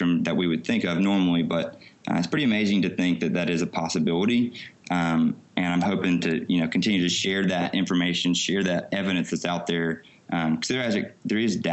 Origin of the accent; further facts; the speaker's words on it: Alabama, United States; I grew up in Alabama